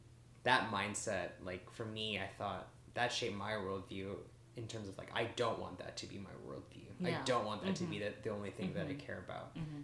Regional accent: South Korea; I think being an Asian American, growing up in Korea, too, has shaped my worldview, definitely.

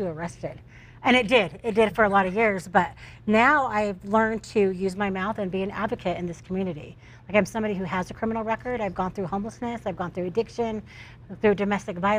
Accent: Utah, United States; I'm from Utah.

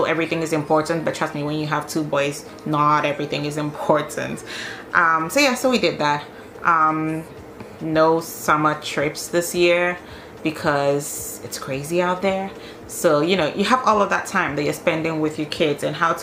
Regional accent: Ghana; now in Denmark; I'm Ghanaian

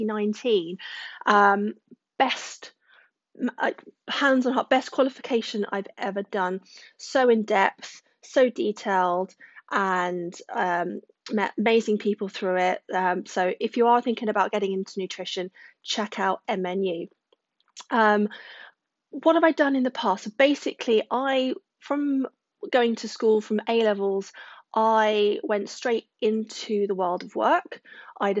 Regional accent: Surrey, South East England, United Kingdom; now in Wiltshire, United Kingdom; haven't lived in Wiltshire all my life. I was born in Surrey

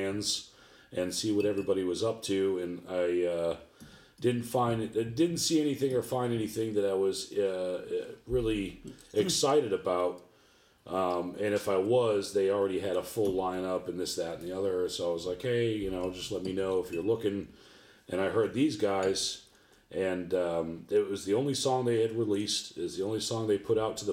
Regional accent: Boston, Massachusetts, United States; moved away as an adult; now in Columbus, United States; I'm from Boston, Mass. I grew up in the projects. And then made my way over to Columbus, Ohio

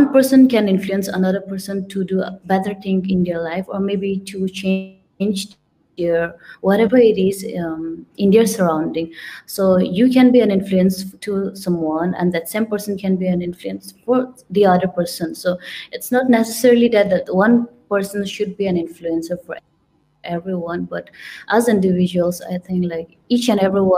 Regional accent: India; moved away; I'm from India, but I do not look like an Indian

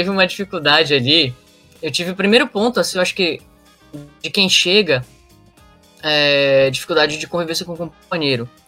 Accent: Roraima, Brazil; Eu também sou do norte, né? Sou lá de Roraima.

